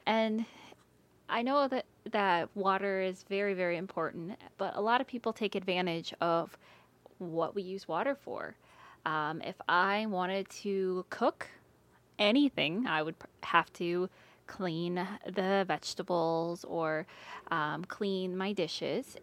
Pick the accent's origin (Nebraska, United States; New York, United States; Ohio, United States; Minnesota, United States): Minnesota, United States; Maple Grove; I am from Maple Grove, Minnesota